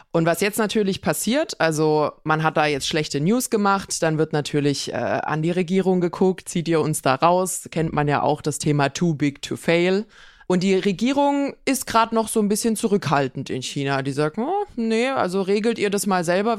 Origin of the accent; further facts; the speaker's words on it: Swabia, Germany; bei uns in Schwaben